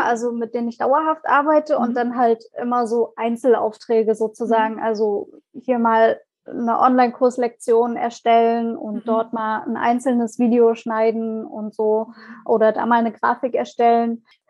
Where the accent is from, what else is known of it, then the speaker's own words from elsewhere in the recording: Leipzig, Saxony, Germany; komme aus Leipzig